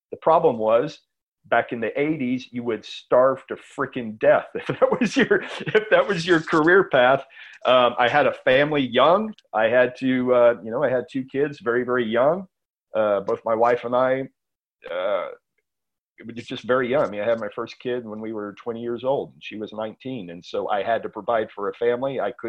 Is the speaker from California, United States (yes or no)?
no; San Antonio, Texas, United States; now in Austin, United States; No, San Antonio.